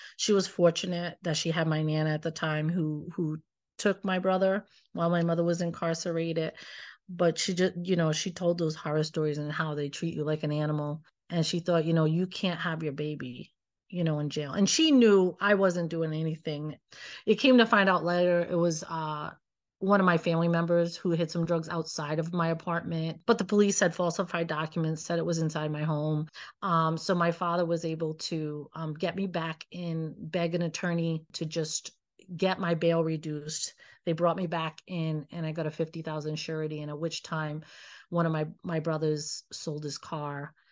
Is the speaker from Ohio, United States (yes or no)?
no; Pawtucket, Rhode Island, United States; growing up in Pawtucket